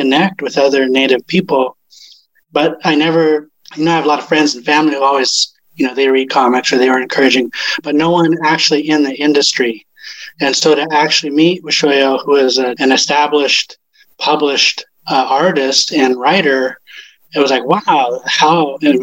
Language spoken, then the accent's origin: English; Northern California, United States; I'm from Northern California